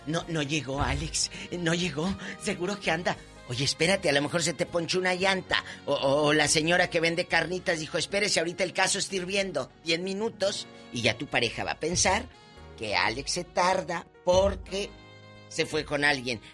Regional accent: Matamoros, Tamaulipas, Mexico; moved away; Matamoros, mi tierra, está muy tranquila y un beso a mi gente de allá de Matamoros, Tamaulipas

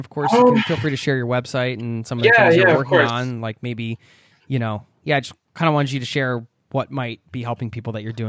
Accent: outside of Philadelphia, Pennsylvania, United States; now in Norway; I grew up outside of Philadelphia

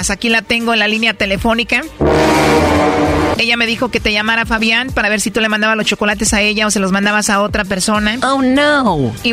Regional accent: Michoacán, Mexico; yo soy michoacano, que monto puros toros, pura lumbre.

